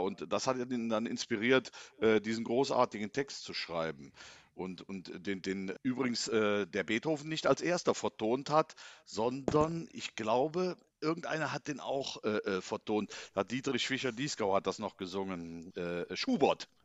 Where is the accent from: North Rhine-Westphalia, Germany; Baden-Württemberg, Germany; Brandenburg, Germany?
North Rhine-Westphalia, Germany; Inden; ich komme ja aus Inden gebürtig